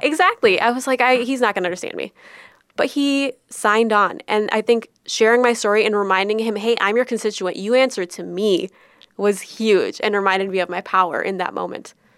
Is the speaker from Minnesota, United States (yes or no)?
yes; Minnesota, United States; we always pride ourselves on being Minnesotan and from the best state that there is